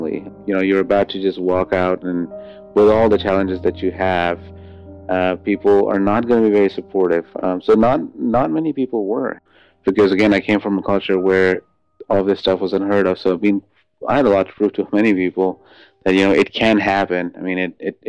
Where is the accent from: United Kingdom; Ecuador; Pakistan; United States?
Pakistan; moved away as an adult; I am 25 years old, and I am from Pakistan